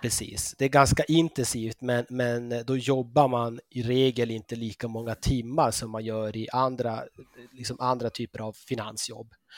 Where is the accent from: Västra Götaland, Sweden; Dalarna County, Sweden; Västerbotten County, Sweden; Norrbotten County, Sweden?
Norrbotten County, Sweden; moved away as an adult; also born or lived in Uppsala / London / Switzerland; now in Copenhagen, Denmark; jag är född och uppvuxen i Norrbotten